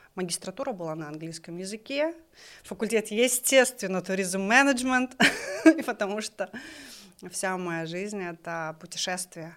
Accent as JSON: {"language": "Russian", "town": "Kokshetau", "region": "Akmola Region", "country": "Kazakhstan", "tie": "born or raised there", "said": "мы жили в городе Кукшетау"}